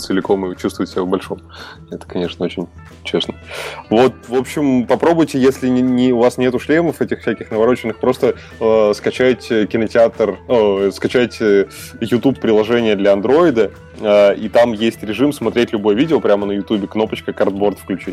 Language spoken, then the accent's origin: Russian; Russia; я из России живу